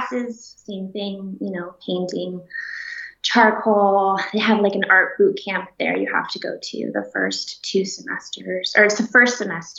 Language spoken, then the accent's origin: English; Orlando, Florida, United States; moved away as an adult; also born or lived in Schenectady, New York / New York City; now in Los Angeles, United States; I grew up in Orlando